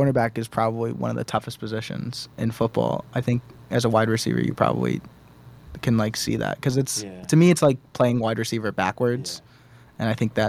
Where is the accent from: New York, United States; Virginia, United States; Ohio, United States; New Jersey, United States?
New York, United States; New York City; moved away; I'm from New York City